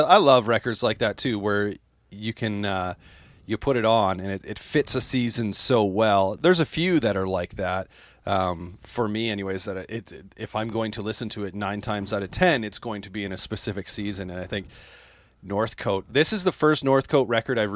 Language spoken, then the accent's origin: English; Canada; as a Canadian